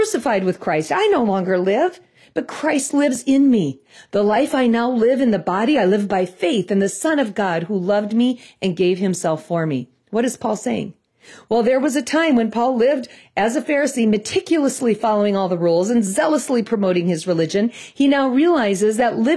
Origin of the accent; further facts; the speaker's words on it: Minnesota, United States; accent: Midwest; We're from Minnesota.